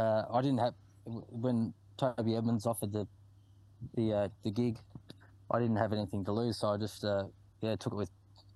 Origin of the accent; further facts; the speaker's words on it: Colac, Victoria, Australia; where I grew up in Colac